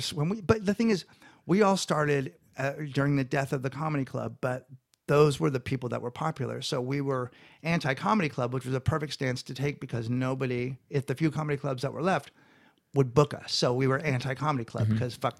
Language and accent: English; San Francisco, California, United States; now in Los Angeles, United States; And Marin County area. And then, my kids are, one day I realized my kids are from LA.